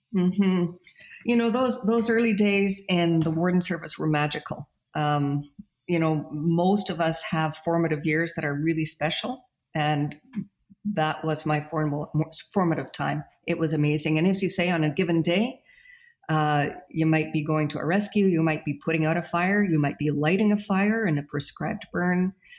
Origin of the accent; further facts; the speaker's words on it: Calgary, Alberta, Canada; also born or lived in Saskatchewan; now in Golden, Canada; moved to Calgary, brought his kids to Calgary, and at that time I would have been about a year old